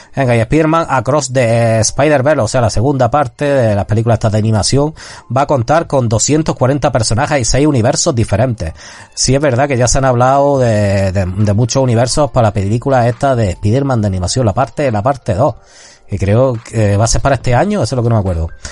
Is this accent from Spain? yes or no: yes; Spain; la gente que somos de aquí de España